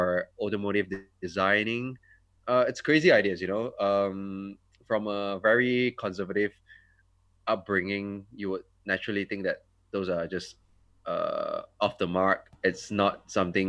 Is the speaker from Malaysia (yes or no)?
yes; Petaling Jaya, Selangor, Malaysia; also born or lived in Germany; I'm from PJ, KL, born and bred there, never left.